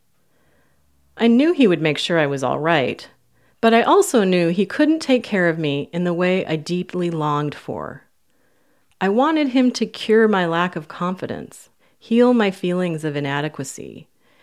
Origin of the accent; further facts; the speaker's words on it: California, United States; I went back to my hometown in California